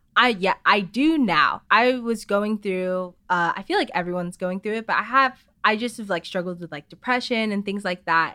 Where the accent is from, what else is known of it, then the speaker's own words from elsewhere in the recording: Chandler, Arizona, United States; I grew up in Arizona